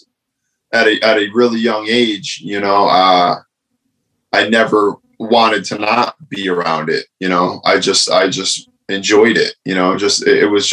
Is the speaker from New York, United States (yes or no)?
no; Stratford, Connecticut, United States; I'm from Stratford, Connecticut. I was, you know, born there, raised there